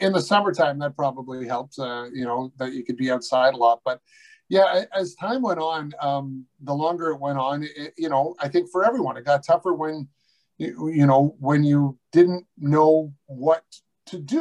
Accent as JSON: {"language": "English", "town": "Newmarket", "region": "Ontario", "country": "Canada", "tie": "born or raised there", "said": "my hometown of Newmarket"}